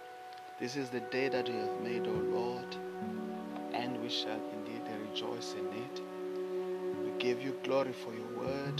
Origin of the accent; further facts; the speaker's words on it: South Africa; I come from South Africa